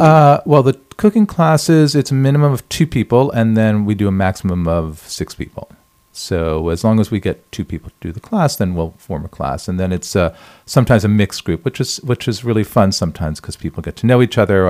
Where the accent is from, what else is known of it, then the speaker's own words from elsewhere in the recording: New York, United States; moved away as an adult; now in Paris, France; I'm originally from New York, born and raised New Yorker, and I moved to Paris in 2005.